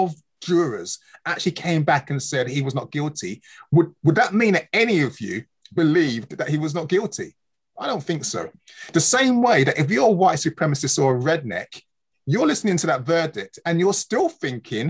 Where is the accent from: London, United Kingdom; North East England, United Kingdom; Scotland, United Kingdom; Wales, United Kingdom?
London, United Kingdom; In London. Here, London, Hackney. I was born in the UK